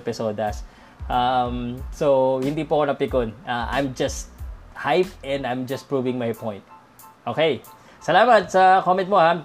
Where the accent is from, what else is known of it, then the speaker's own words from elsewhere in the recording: Philippines; I'm Filipino